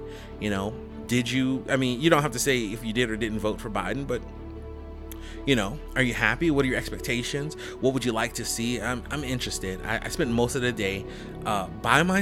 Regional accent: Chicago, Illinois, United States; I am a Chicagoan

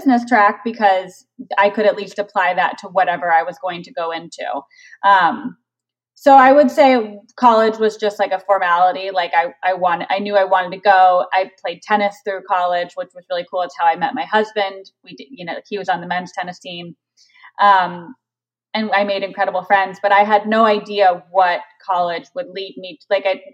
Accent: Tucson, Arizona, United States; moved away as an adult; also born or lived in Chicago, Illinois / Bay Area, California; now in Los Angeles, United States; I grew up in Tucson, Arizona. So we lived in Arizona from when I was 5 until I graduated high school.

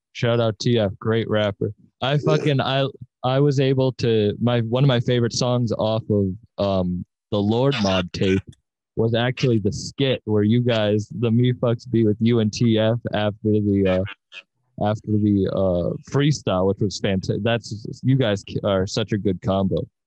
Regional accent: Cape Cod, Massachusetts, United States; moved away; I'm originally from Cape Cod

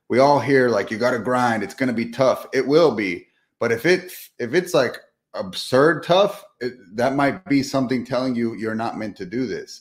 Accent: Southern California, United States; moved away as an adult; now in Texas, United States; I'm from Southern California, recently moved to Texas just 2 years ago, but born and raised in sunny SoCal.

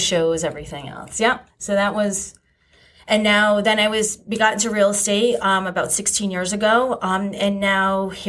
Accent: East Haven, Connecticut, United States; I grew up in East Haven. I'm a Staven girl.

